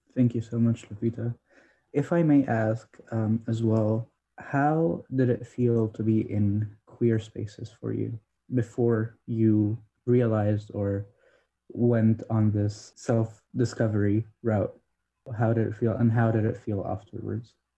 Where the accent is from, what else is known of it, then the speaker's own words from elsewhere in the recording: Egypt; moved away; I grew up Coptic Christian, which is a small denomination, um, relatively small worldwide, big in uh, my home country, which is Egypt